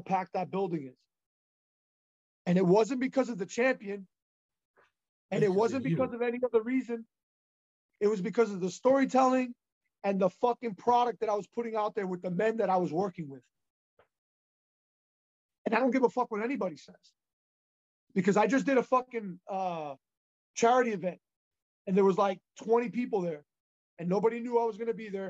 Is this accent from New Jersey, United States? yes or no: yes; Union City, New Jersey, United States; I was raised in Union City, New Jersey, Hudson County, New Jersey.